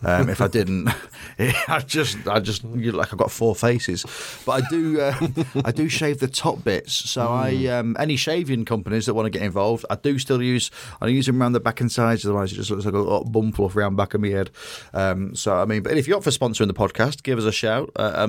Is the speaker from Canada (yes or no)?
no; England, United Kingdom; England, we're both English. We both support England.